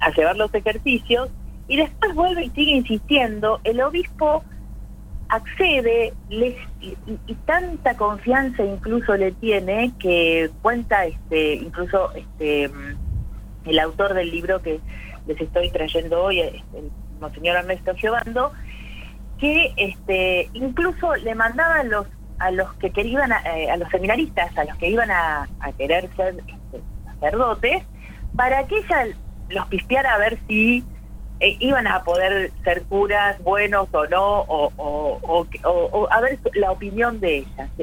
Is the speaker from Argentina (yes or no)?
yes; Argentina; nosotros como argentinos